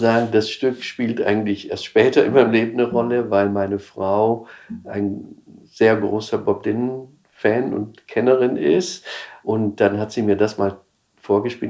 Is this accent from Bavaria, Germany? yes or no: yes; Upper Palatinate, Bavaria, Germany; moved away as an adult; also born or lived in Israel / New York; now in Munich, Germany; ich bin halt in Bayern, in der Oberpfalz aufgewachsen